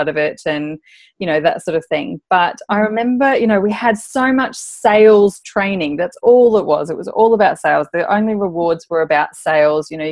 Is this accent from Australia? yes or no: yes; Darwin, Northern Territory, Australia; moved away as an adult; also born or lived in Adelaide; when I moved from Darwin, where I had finished my high schooling, I went down to Adelaide